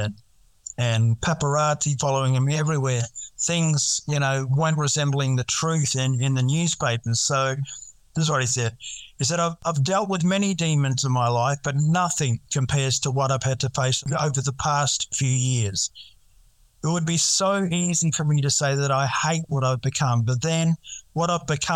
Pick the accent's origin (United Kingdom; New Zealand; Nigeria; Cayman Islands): New Zealand; now in Australia; I am from New Zealand, grew up in New Zealand, came over in the 90s